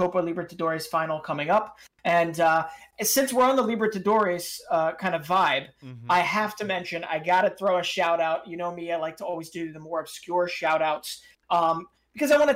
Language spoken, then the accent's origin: English; Philadelphia, Pennsylvania, United States; born or raised there